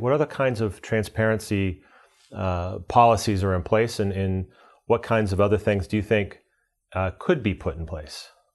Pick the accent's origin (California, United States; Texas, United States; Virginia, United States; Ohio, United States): Texas, United States; Dallas; Federal Reserve Bank of Dallas, which is my hometown